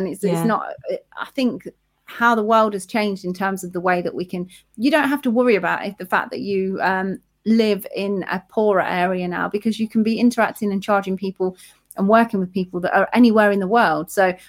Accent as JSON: {"language": "English", "town": "Leicester", "region": "East Midlands", "country": "United Kingdom", "accent": "Leicester", "said": "It got rid of my Leicester accent and gave me confidence."}